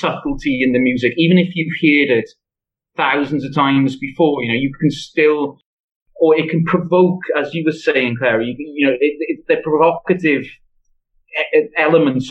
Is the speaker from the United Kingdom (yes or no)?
yes; Swansea, Wales, United Kingdom; accent: Swansea; my accent is a bit of a giveaway, isn't it? And, you know, and the way I sing it after every sentence is an even bigger giveaway that I'm from Swansea and not another place in Wales